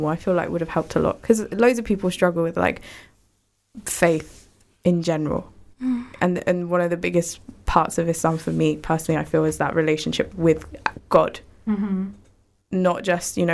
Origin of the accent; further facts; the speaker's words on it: Luton, East of England, United Kingdom; we grew up in Luton, which is obviously a very, how do I say it? We have a lot of Asians here and a lot of Muslims here as well